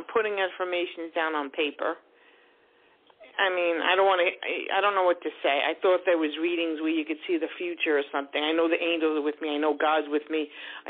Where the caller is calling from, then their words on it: New York, United States; I call you from New York.